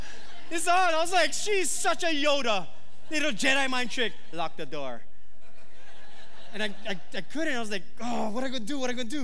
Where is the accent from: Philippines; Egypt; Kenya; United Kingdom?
Philippines; I mean, I'm Filipino, but back then I was like Filipino.